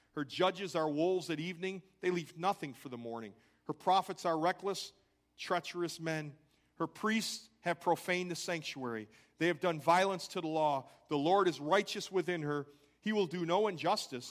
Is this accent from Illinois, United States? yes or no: yes; Crystal Lake, Illinois, United States; I grew up in Crystal Lake, Illinois